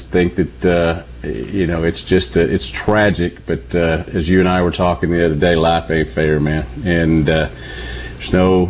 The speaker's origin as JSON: {"language": "English", "town": "Newport", "region": "Arkansas", "country": "United States", "tie": "born or raised there", "said": "growing up in Newport"}